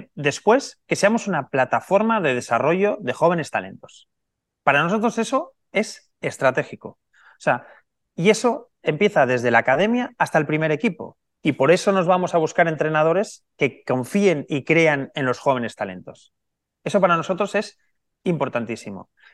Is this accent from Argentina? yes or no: no; Barcelona, Catalonia, Spain; Yo soy nacido en Barcelona